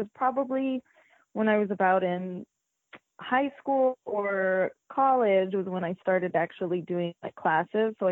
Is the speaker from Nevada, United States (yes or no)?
yes; Las Vegas, Nevada, United States; also born or lived in Philippines; Las Vegas is my home. I was born here, born and raised in Las Vegas